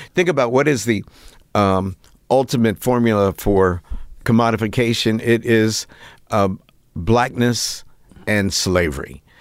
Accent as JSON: {"language": "English", "town": "Piedmont", "region": "West Virginia", "country": "United States", "tie": "born or raised there", "moved": "as an adult", "said": "growing up in West Virginia was as important to my identity formation as being an African-American"}